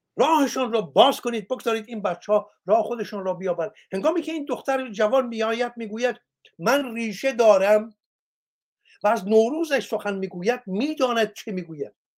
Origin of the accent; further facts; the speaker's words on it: Iran; من ایرانیم